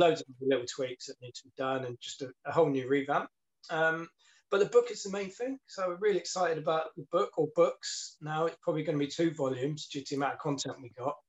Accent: Plymouth, South West England, United Kingdom; that's my hometown. Mm. That's where I grew

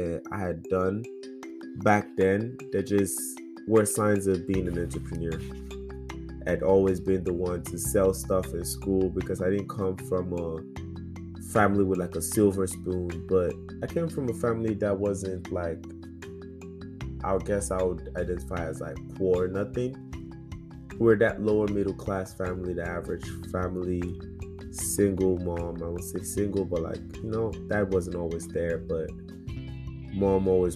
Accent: Lagos, Nigeria; moved away as an adult; now in United States; growing up in Lagos, Nigeria, Surulere

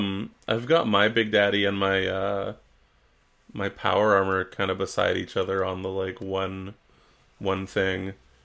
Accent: Canada; But we are Canadian.

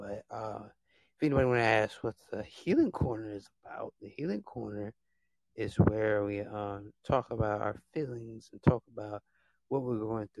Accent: Alabama, United States; I'm from Alabama

